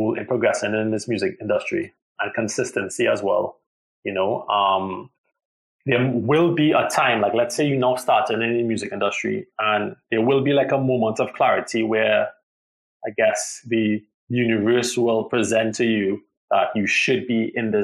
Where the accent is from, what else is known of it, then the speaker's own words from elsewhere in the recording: Trinidad & Tobago; I am from Trinidad